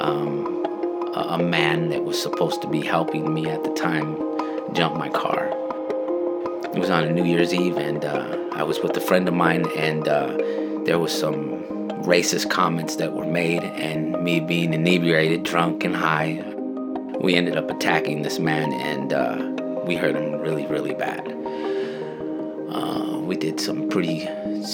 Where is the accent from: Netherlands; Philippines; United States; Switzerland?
United States; Yakima, Washington; When I was growing up in Yakima, I went to school